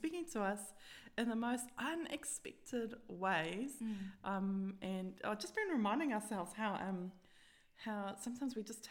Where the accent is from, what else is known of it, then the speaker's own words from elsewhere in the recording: South Africa; moved away; growing up in South Africa